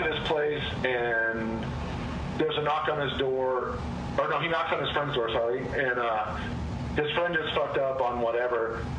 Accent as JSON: {"language": "English", "region": "Montana", "country": "United States", "tie": "born there", "said": "Yeah, so my social security number says I was born in Montana."}